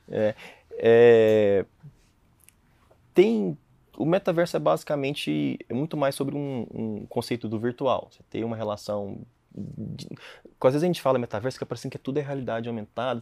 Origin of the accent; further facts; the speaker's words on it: Jussara, Goiás, Brazil; moved away as an adult; now in London, United Kingdom; Vim de Jussara.